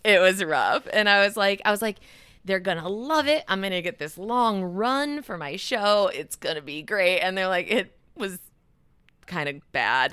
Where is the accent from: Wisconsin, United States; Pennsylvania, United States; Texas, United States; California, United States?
Wisconsin, United States; Madison; I grew up just outside of Madison